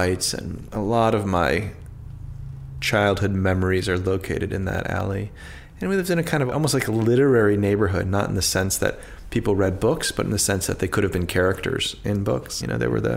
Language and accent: English; Washington, District of Columbia, United States; I grew up in Northwest, so the city's divided into four quadrants